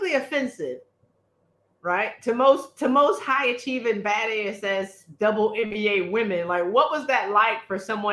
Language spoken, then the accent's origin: English; South Carolina, United States; moved away; I was in my hometown in South Carolina